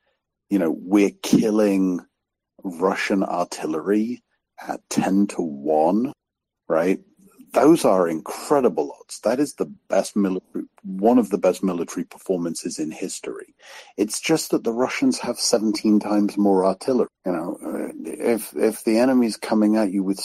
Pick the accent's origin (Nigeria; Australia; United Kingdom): United Kingdom; moved away; I'm British